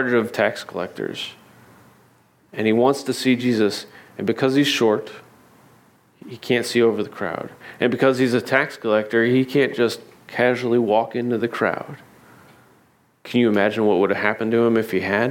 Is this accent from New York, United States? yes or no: no; Indiana, United States; now in Naples, United States; I had a sycamore tree growing up in Indiana